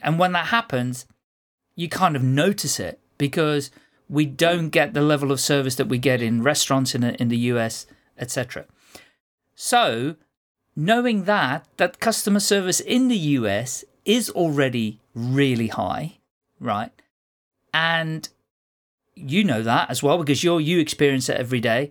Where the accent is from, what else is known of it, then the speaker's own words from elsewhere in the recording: Netherlands; now in United Kingdom; Well, I'm not a Brit, I'm a Dutchman, but I've lived here so long